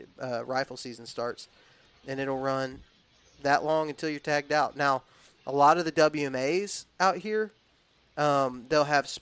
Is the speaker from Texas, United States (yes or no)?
yes; Texas, United States; also born or lived in Alabama; because I was raised in the South. I was raised in Texas and in Alabama